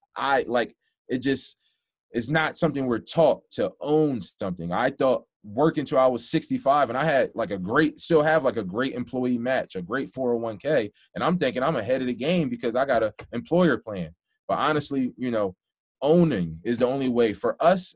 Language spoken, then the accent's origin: English; Philadelphia, Pennsylvania, United States; I'm from Philadelphia, so um, I'm not from like the worst part, you know, in the world, but you know, definitely from lower income